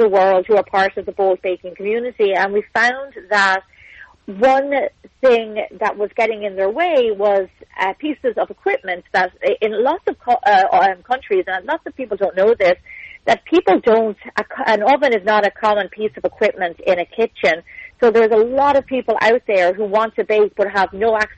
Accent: Ireland; moved away as an adult; now in Santa Monica, United States; I'm obviously from Ireland

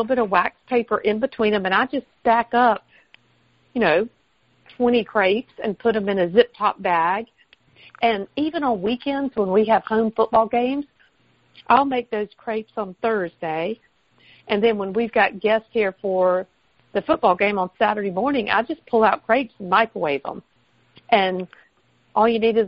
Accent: the South, United States; accent: Southern; my Southern accent

